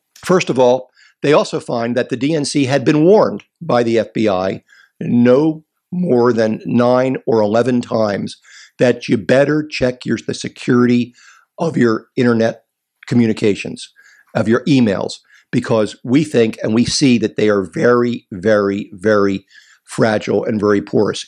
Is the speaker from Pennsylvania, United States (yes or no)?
yes; Philadelphia, Pennsylvania, United States; I'm from Philadelphia. I was born there